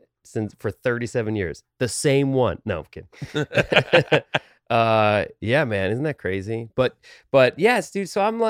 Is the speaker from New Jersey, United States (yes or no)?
yes; New Jersey, United States; They're still in the same house I grew up in New Jersey, Bergen County, middle class, you know, work, you know, blue-ish collar.